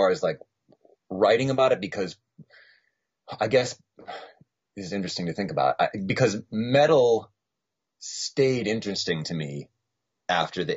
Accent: near Providence, Rhode Island, Massachusetts, United States; also born or lived in Boston, Massachusetts; I grew up two towns in to Massachusetts from Rhode Island. So I grew up much closer to Providence, Rhode Island than Boston.

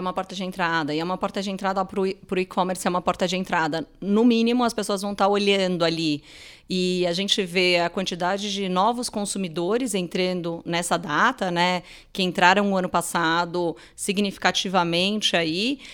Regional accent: Brazil; a gente, como brasileiro

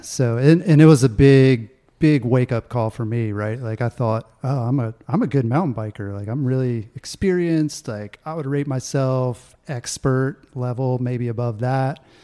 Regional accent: Augusta, Georgia, United States; moved away as an adult; also born or lived in North Carolina / Colorado; growing up in Augusta, Georgia

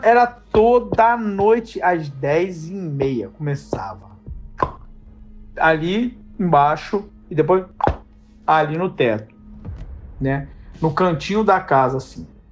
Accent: Rio de Janeiro, Brazil; Sou aqui do Rio de Janeiro, da Zona Oeste do Rio de Janeiro

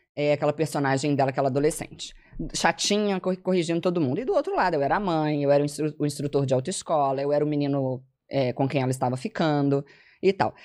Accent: Belo Horizonte, Minas Gerais, Brazil; moved away as an adult; now in São Paulo, Brazil; Eu sou formada em letras pelo FMG, sou de Belo Horizonte. Uh, moro em São Paulo desde o início da pandemia

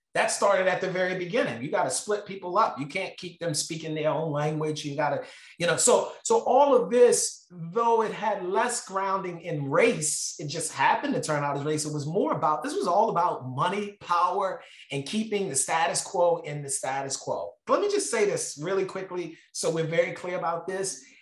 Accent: Baltimore, Maryland, United States; I grew up in Baltimore

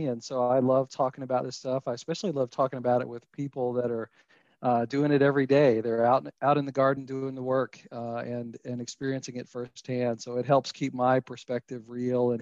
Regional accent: Kentucky, United States; moved away as an adult; also born or lived in Colorado; I grew up in Kentucky, so this is home for me

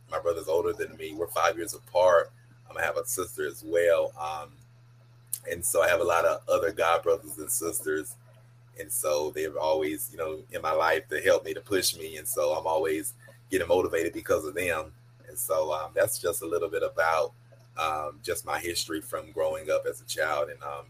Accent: Atlanta, Georgia, United States; also born or lived in Killeen, Texas; now in Texas, United States; lived in Killeen, Texas. But where I grew up at was in Atlanta, Georgia. That's where I spent most of my life, was in Atlanta.

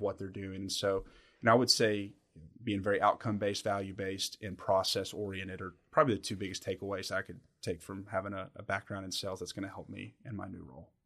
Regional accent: Somerset, Kentucky, United States; also born or lived in Ibiza, Spain; I'm born and raised in, in Somerset and, and, and kinda grew up in the region.

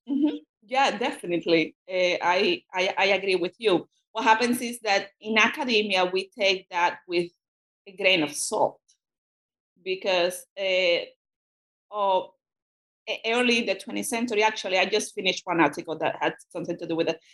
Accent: Cuba; first language Spanish; English is a second language; moved away as an adult; now in United States; I'm a Spanish speaker, and that uh, I grew up in Cuba

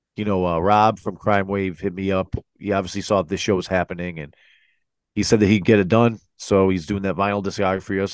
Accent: Connecticut, United States; we're from Connecticut, so we kinda gotta give big ups to, to our local, uh, you know, our local scene

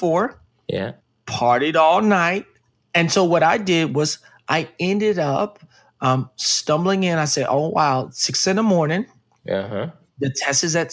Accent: Dallas, Texas, United States; I grew up in Dallas, Texas

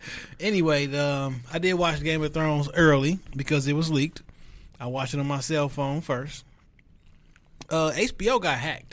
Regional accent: Detroit, Michigan, United States; Joy Road Evergreen.

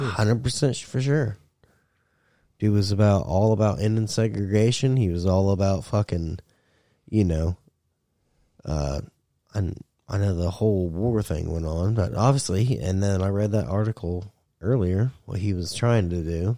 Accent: United States; I'm American.

